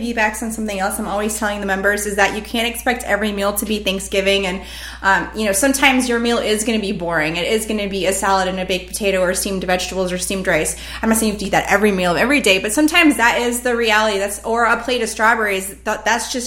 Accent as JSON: {"language": "English", "country": "United States", "first_language": "English", "said": "in America, where I'm in my own country speaking my native language to another native speaker"}